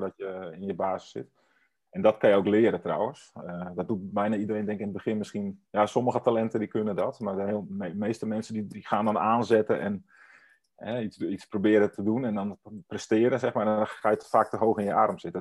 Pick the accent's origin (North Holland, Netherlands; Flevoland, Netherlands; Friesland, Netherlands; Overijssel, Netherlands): Friesland, Netherlands; moved away; ik kom uit Friesland oorspronkelijk en ik spreek ook Fries